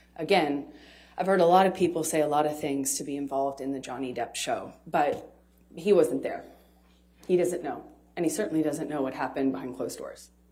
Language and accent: English; United States; as an American